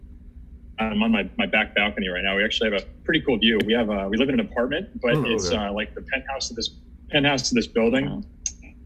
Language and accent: English; Half Moon Bay, California, United States; also born or lived in Davis, California / San Diego, California; I'm from Half Moon Bay, California, a small town, about half an hour's drive south of San Francisco, right on the coast. Pretty nice. Grew up there